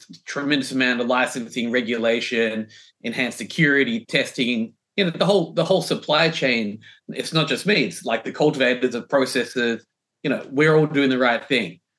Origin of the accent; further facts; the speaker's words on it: Melbourne, Victoria, Australia; moved away as an adult; now in New York City, United States; I grew up, I was born in Melbourne.